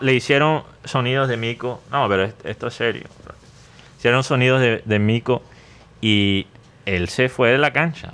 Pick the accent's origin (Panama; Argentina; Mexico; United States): United States; Spanish is a second language; moved away; en ese entonces no hablaba el español como lo hablo ahora. O sea, era muy obvio que yo era gringo